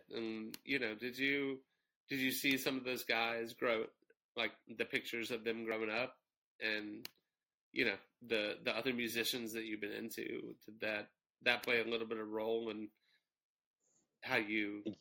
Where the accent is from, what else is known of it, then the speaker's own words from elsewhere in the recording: Southern United States, United States; that to me is a part of growing up in the South is being exposed to like all of this insane uh just remarkable music across a million different genres